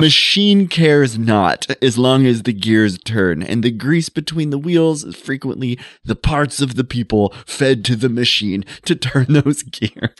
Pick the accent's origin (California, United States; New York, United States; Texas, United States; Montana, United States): Montana, United States; growing up in Montana